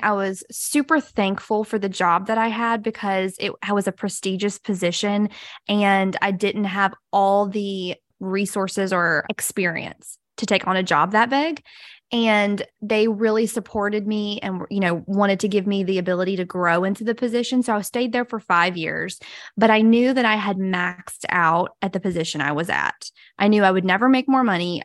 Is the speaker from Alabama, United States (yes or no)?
yes; Brewton, Alabama, United States; now in Mobile, United States; I'm originally from a little town called Bruton, Alabama, but now I have lived in Mobile, Alabama